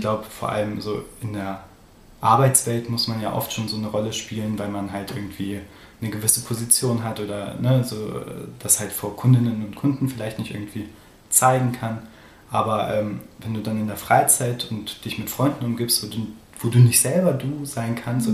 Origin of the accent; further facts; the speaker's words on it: Göttingen, Lower Saxony, Germany; moved away as an adult; also born or lived in Hildesheim / Hannover / Bielefeld; now in Dortmund, Germany; ich bin halt in Göttingen aufgewachsen, da in unterschiedlichen Dörfern